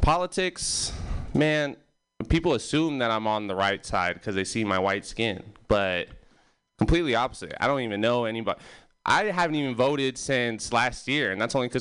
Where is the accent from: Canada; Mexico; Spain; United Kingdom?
Mexico; now in Bay Area, United States; I was born in Mexico